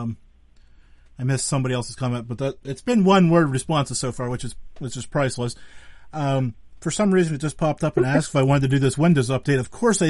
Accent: Pennsylvania, United States; I'm from Pennsylvania

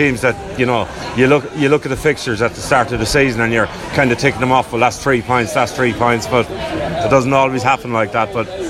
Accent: Tipperary, Munster, Ireland; moved away as an adult; now in Essex, United Kingdom; But mainly United in the town I come from.

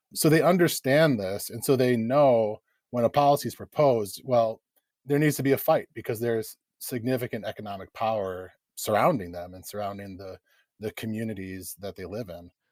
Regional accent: Eau Claire, Wisconsin, United States; also born or lived in Chippewa Falls / Dunn County; I grew up in Eau Claire and Chippewa Falls, which are very close to here

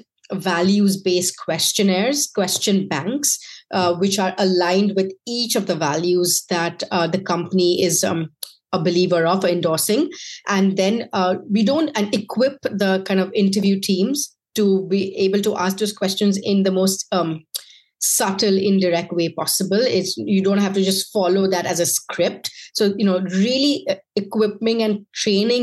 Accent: India; moved away; I was from India

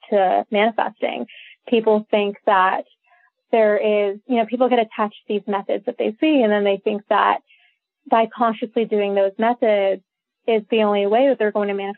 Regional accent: India; I was born in India. I've been raised Hindu.

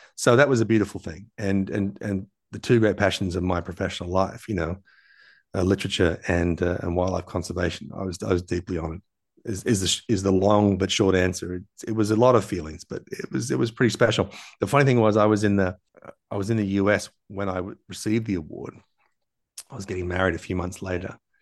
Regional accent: Tasmania, Australia; also born or lived in Los Angeles, United States; I'm from Tasmania, where Beautiful clear skies, clean rain, clear water.

